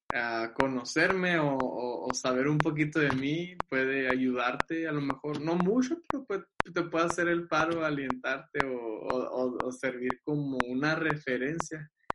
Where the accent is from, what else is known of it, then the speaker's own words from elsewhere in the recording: Agua Prieta, Sonora, Mexico; de Aguaprieta